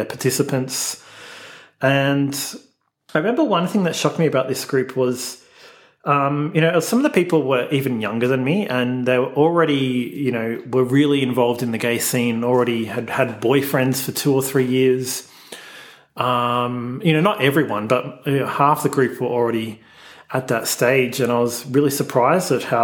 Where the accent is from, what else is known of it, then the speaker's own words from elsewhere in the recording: Melbourne, Victoria, Australia; I grew up in Melbourne, Australia. I grew up in the northern suburbs in the very sort of suburban Bogan area